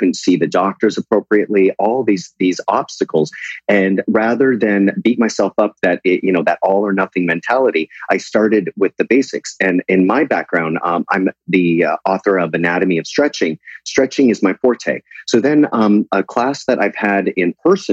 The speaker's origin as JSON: {"language": "English", "country": "Canada", "moved": "as an adult", "lives_now": "United States", "said": "I am dual. Canada recognized that."}